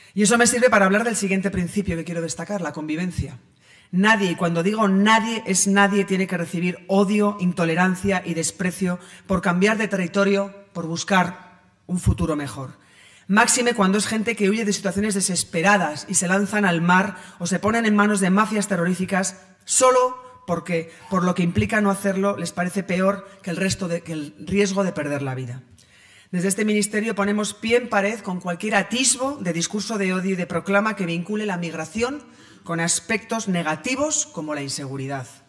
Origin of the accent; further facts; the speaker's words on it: Pamplona, Navarre, Spain; Yo nací en Pamplona en 1975 y allí he desarrollado mi carrera personal y eh, profesional